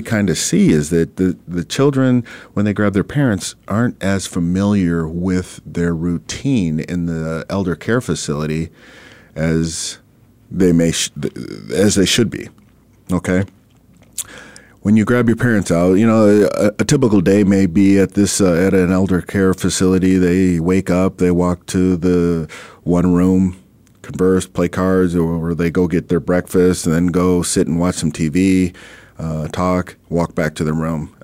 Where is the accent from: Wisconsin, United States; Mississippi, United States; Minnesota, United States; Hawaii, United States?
Minnesota, United States; now in Arizona, United States; I'm originally from Minnesota